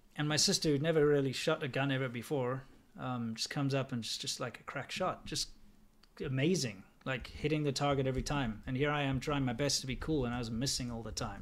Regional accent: South Africa; now in United States; And I also don't support my country. I think South Africa is a shithole.

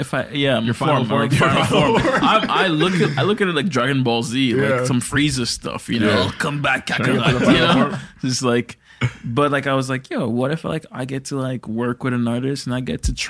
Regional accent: Toronto, Ontario, Canada; growing up around Toronto people and this Toronto community

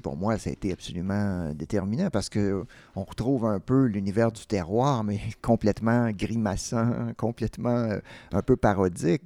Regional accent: Quebec, Canada; je suis québécois, mais être québécois de naissance

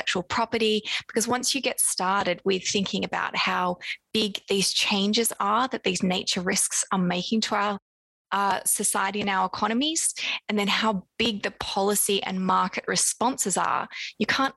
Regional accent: Australia; moved away as an adult; now in London, United Kingdom; you might have by now heard my accent. I'm Australian originally, but now based in London

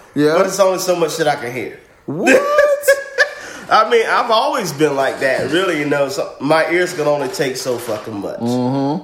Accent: Zebulon, North Carolina, United States; moved away; Born and raised in Zebulon

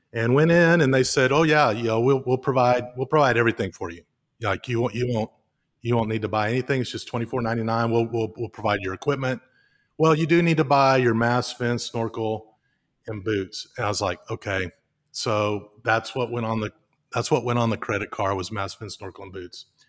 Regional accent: Highland Lakes, Lake LBJ, Texas, United States; I grew up on the Highland Lakes all my life. My, my bed growing up as a child was literally fifty feet from the shores of Lake L B J

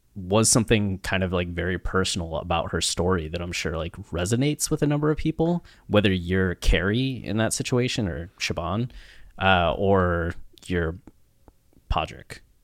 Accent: Ohio, United States; moved away; I'm from a small town in Ohio, 5,000 people

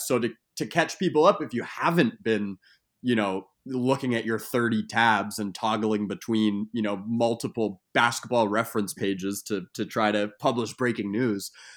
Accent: New York, United States; as a New Yorker myself

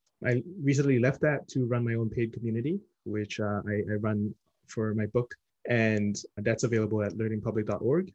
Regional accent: Singapore; now in New York, United States; I'm originally from Singapore, mostly work in New York

